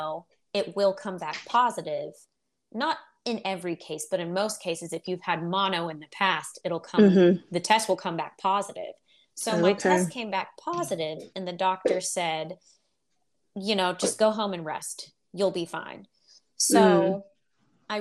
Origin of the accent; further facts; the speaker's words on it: Pittsburgh, Pennsylvania, United States; I grew up in Pittsburgh, Pennsylvania. That's where we live.